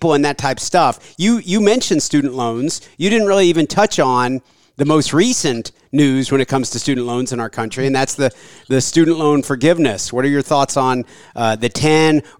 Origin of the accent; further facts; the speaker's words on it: Ohio, United States; I was born in Ohio